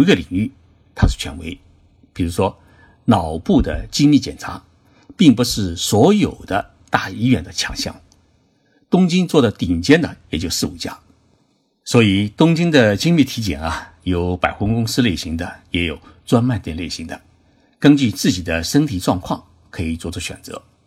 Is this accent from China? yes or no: yes; China; now in Tokyo, Japan; 我们中国人